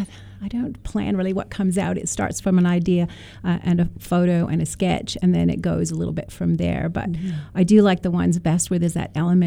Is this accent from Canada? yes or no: yes; Canada; now in Australia; I do love Jeffrey Smart when I came from Canada to Australia and saw his work.